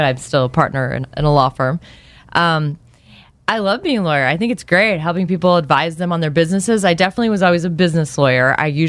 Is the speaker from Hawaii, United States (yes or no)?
no; Los Angeles, California, United States; I was actually born in L.A.